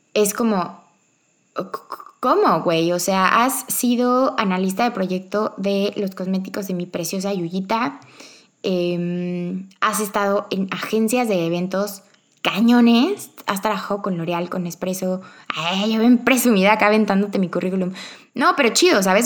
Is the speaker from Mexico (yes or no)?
yes; Cuernavaca, Morelos, Mexico; moved away as an adult; also born or lived in Mexico City / Querétaro; yo nací en Cuernavaca, yo amo Cuernavaca